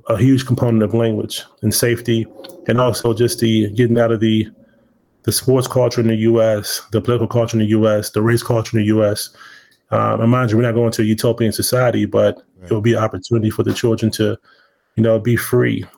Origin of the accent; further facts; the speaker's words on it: Washington, District of Columbia, United States; also born or lived in Prince George's County, Maryland; I'm originally from Washington, D.C. I went to high school in Prince George's County.